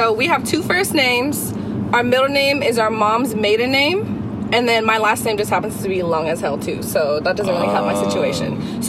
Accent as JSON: {"language": "English", "town": "Fremont", "region": "California", "country": "United States", "tie": "born or raised there", "also_born_or_lived": "Sunnyvale, California", "said": "So I lived in Fremont since I was like three. Okay. But before then, I lived in Sunnyvale."}